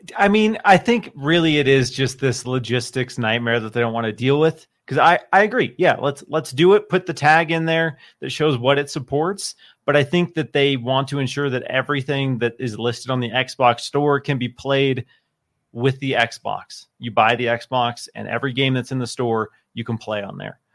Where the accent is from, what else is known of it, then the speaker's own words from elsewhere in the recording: Seattle, Washington, United States; moved away; I come from Seattle